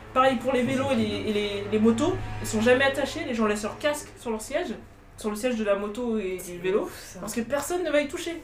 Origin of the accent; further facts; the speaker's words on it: France; on est française